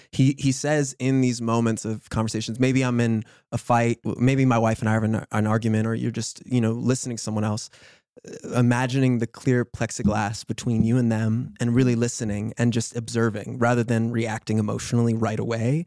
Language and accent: English; New York City, New York, United States; growing up in New York